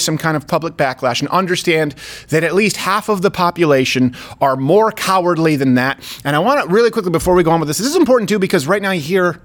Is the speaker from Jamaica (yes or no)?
no; Canada; moved away; I come from Canada. We still have the Queen and our money.